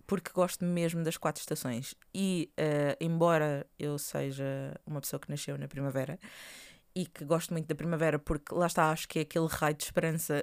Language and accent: Portuguese; Portugal; estou a falar enquanto portugueses